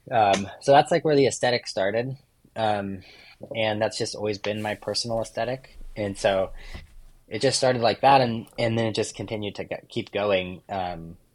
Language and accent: English; Oregon, United States; Like growing up in Oregon, there's a lot of logging trucks and uh, work trucks